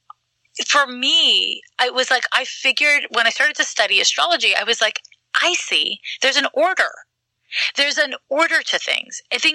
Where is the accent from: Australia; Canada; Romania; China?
Canada; Quebec; moved away; I'm from Quebec